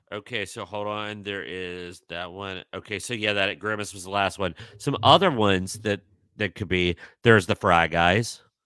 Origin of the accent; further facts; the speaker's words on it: Midwest, United States; being a Midwesterner, we did, I mean, in our area, we did not grow up with Jack in the Box